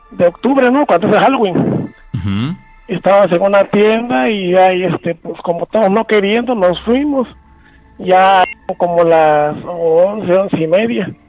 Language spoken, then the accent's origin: Spanish; El Palmar, Quintana Roo, Mexico; Este, soy de aquí del Palmar.